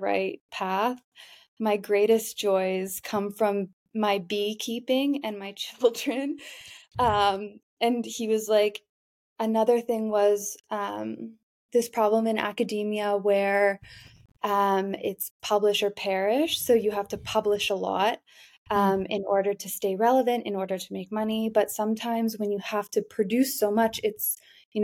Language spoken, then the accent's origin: English; Canada; moved away as an adult; now in Amsterdam, Netherlands; I'm from Canada